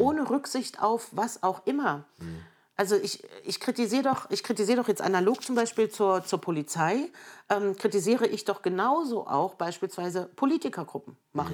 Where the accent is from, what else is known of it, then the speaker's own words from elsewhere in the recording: Germany; also born or lived in Erfurt, Thuringia / Merseburg, Saxony-Anhalt / Jena; aufgewachsen in Erfurt und Merseburg bis mhm. zur Wiedervereinigung